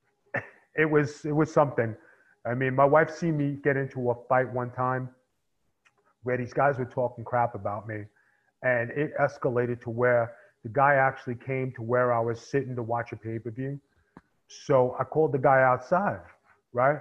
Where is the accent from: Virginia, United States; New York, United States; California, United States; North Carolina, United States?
New York, United States; New York City; I came from Staten Island. And, you know, in Staten Island, I had to make my bones